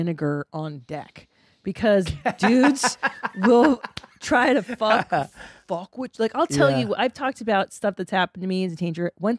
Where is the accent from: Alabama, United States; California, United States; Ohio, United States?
California, United States; Los Angeles; I grew up in Los Angeles